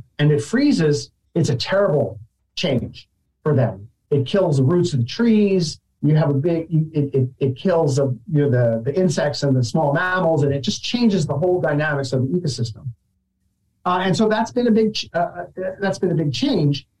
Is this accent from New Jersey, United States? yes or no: yes; New Jersey, United States; as a kid growing up in New Jersey